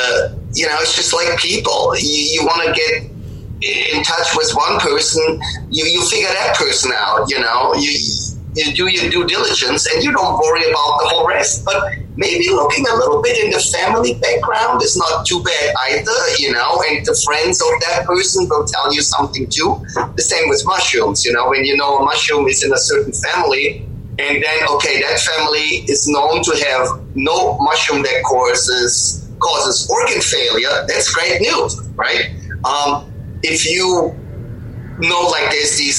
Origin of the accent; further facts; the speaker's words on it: Bavaria, Germany; moved away; also born or lived in Pacific Northwest; I grew up in Germany, in Bavaria